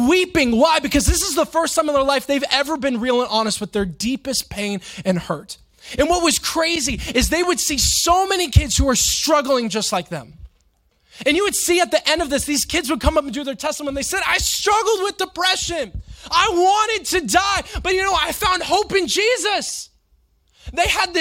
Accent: Florida, United States; growing up in Florida

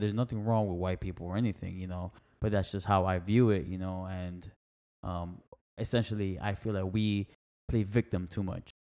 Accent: Miami, Florida, United States; that's where my family's from, Nicaragua, yeah. I was born in Miami

